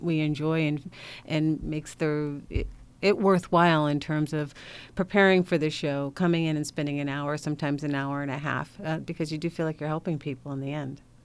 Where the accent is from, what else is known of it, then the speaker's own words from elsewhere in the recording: Hartford, Connecticut, United States; I'm from Hartford, so I'm from a uh, Connecticut native